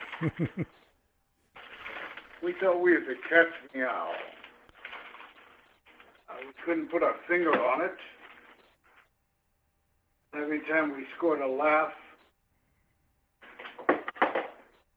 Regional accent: Kansas City, Kansas, United States; moved away; also born or lived in Chicago; I come from Kansas City, Kansas.

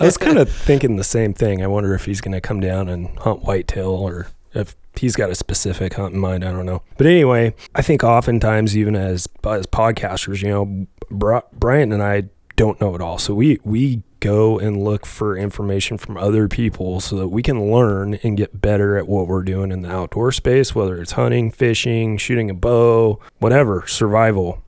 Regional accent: Alaska, United States; moved away; I grew up in Alaska

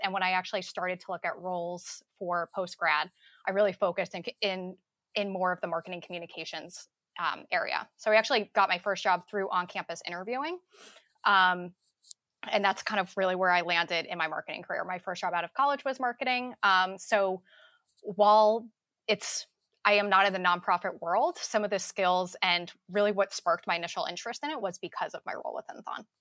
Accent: New Jersey, United States; I also from, am from out of state. I'm from New Jersey

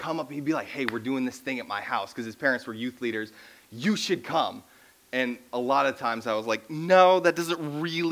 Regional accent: Minnesota, United States; I grew up in Minnesota

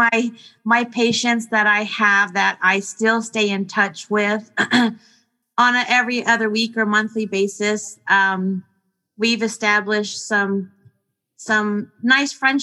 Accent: San Bernardino, California, United States; From San Bernardino

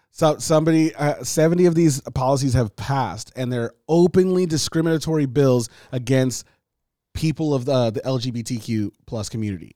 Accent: Nigeria; moved away; from Nigeria, my country, like my home country

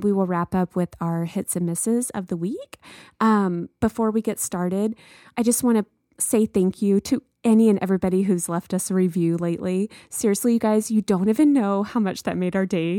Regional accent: the South, United States; moved away; growing up in the South

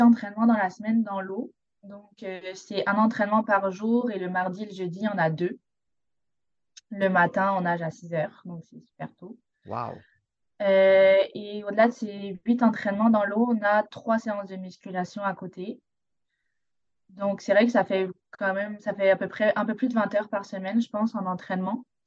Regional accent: Provence-Alpes-Côte d'Azur, France; moved away as an adult; now in Montreal, Canada; je suis française, donc je viens de la Côte d'Azur, le sud de la France.

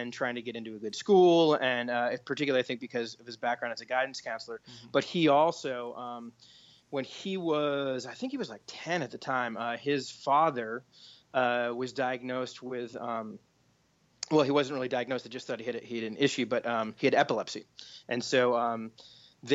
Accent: Beverly, Massachusetts, United States; I was born in Beverly, Massachusetts, and kind of grew up in that area

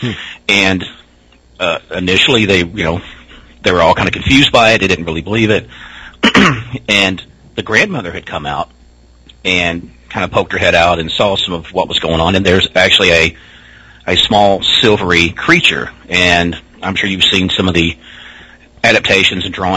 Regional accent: near Hopkinsville, Kentucky, United States; accent: Southern; growing up in this area, because like I said, Hopkinsville was maybe 30 minutes from me

